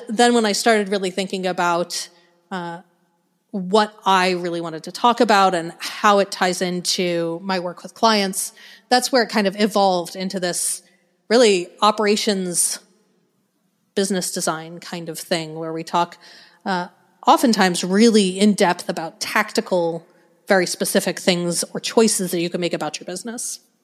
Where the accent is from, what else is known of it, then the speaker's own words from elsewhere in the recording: Denver, Colorado, United States; moved away as an adult; now in Arkansas, United States; I grew up in Denver, in Colorado